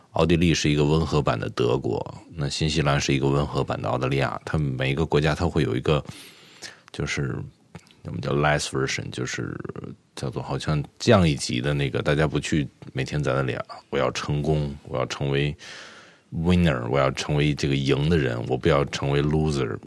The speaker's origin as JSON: {"language": "Chinese", "region": "Beijing", "country": "China", "tie": "born or raised there", "moved": "as an adult", "lives_now": "New Brunswick, Canada", "said": "我是初生在北京，出生在北京"}